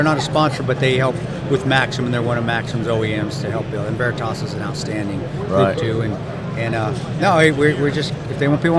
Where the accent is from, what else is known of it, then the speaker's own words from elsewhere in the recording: Alamosa, Colorado, United States; also born or lived in Delta, Colorado; We were in Alamosa.